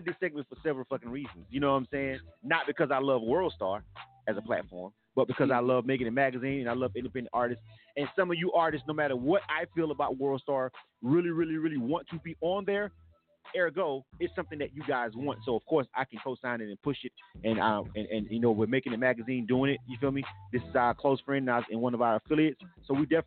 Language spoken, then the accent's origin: English; Panama City, Florida, United States; my hometown, Panama City, Bay County